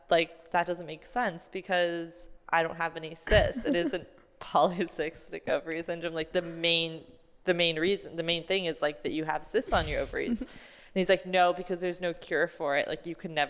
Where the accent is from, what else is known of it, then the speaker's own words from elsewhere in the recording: New York, United States; I grew up in New York.